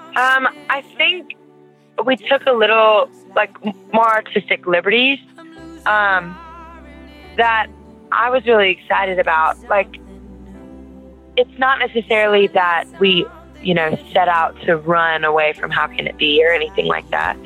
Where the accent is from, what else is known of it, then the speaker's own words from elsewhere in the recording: Louisiana, United States; I'm from Louisiana